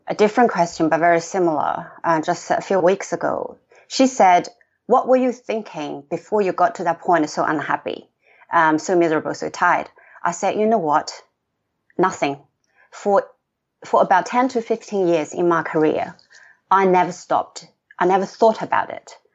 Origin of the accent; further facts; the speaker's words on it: China; moved away as an adult; now in Sydney, Australia; I grew up in China